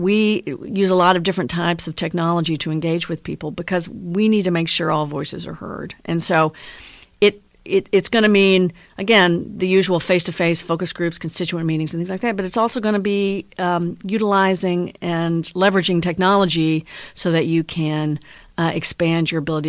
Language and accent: English; El Dorado, Arkansas, United States; born there; also born or lived in Shreveport, Louisiana; I was born in El Dorado, Arkansas. Yeah, which is down in the southern part of the state.